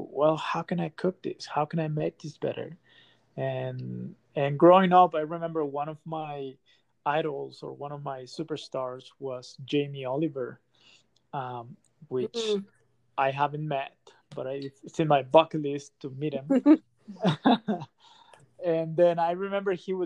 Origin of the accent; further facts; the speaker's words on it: Monterrey, Nuevo León, Mexico; moved away as an adult; also born or lived in Mexico City; now in Utah, United States; I was born and raised in Monterrey, Mexico.